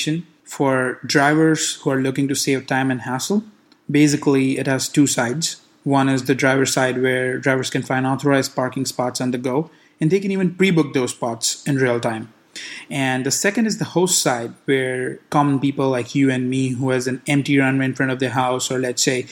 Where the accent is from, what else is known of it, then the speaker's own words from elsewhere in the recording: India; now in Los Angeles, United States; I grew up in India